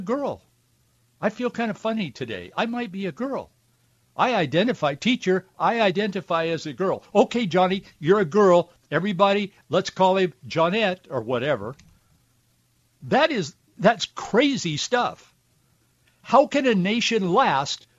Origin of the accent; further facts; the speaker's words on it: Yakima Valley, Washington, United States; both my wife and I grew up with in the Yakima Valley